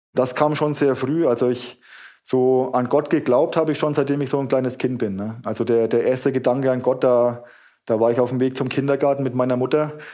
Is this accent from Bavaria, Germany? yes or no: yes; Kulmbach, Bavaria, Germany; now in Wuppertal, Germany; ich komme aus Kulmbach.